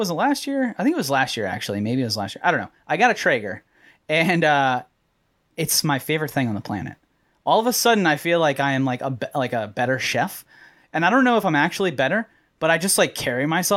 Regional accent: Arlington, Virginia, United States; also born or lived in Washington, D.C.; I'm about 9 miles south of D.C. Is where I was raised, in right outside of Arlington, Virginia.

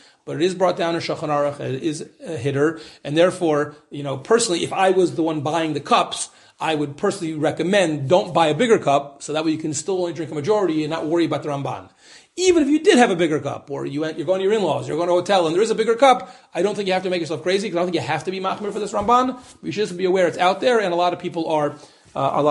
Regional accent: United States; moved away; I'm an American, you know, I'm very American

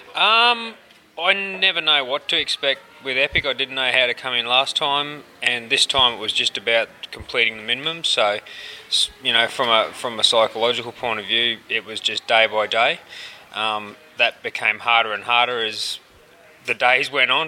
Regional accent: Brisbane, Queensland, Australia; I'm from Brisbane, Australia

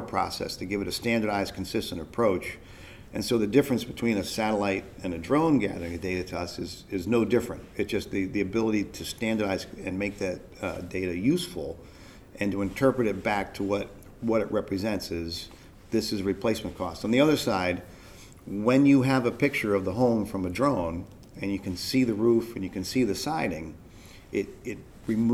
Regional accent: New York, United States; I'm a New Yorker in London.

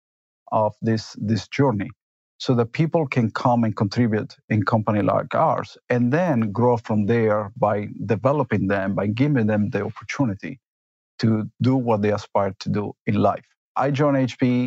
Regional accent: Argentina; moved away; also born or lived in Italy; I was born in Argentina, but I grew up both in Argentina and Italy

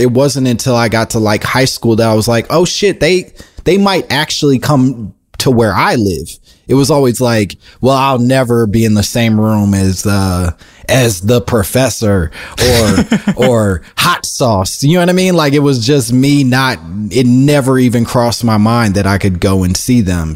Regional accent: Oak Park, Illinois, United States; I grew up in in Oak Park, in, eh, outside of Chicago

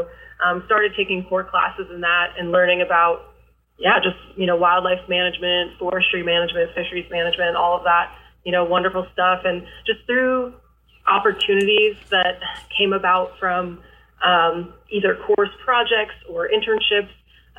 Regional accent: Michigan, United States; also born or lived in Ohio; now in Missouri, United States; So I'm originally from Michigan. I kind of claim Michigan and Ohio both because my dad's family is all from Michigan and my mom's family is from Ohio.

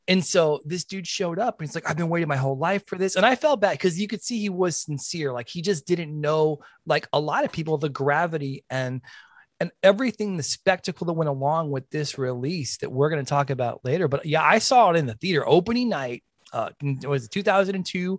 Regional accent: Tucson, Arizona, United States; We are all from Tucson.

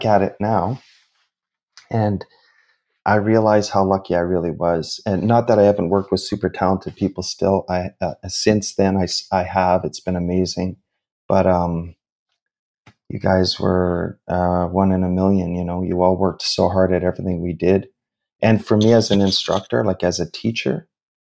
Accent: Sudbury, Ontario, Canada; I grew up in Northern Ontario, in Sudbury, in a mining town, about 4.5 hours north of Toronto.

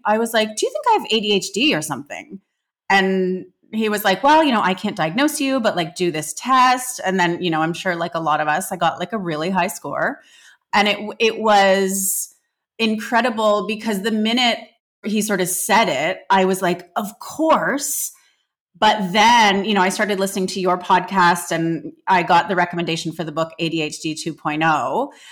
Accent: Canada; I grew up in Canada

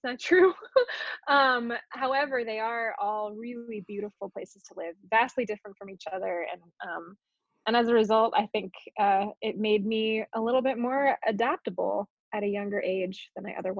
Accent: Colorado, United States; also born or lived in California / Virginia / Hawaii; Yeah, so I was born in California, but grew up all over the place. I lived in California and then Virginia, Colorado. I lived in Hawaii for a couple years.

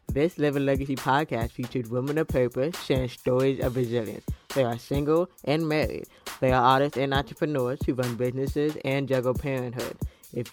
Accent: Florida, United States; I'm from Florida

